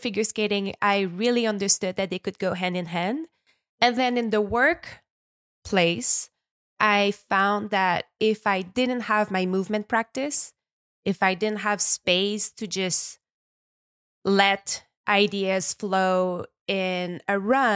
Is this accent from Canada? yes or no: yes; small town in Quebec, Canada; accent: French Canadian; English is a second language; also born or lived in Montreal; now in Quebec, Canada; I'm a French Canadian. I was based in Montreal for the past 15 years, but I just bought a house up north. I am from nature. I'm from a very small town in Quebec. I grew up by the water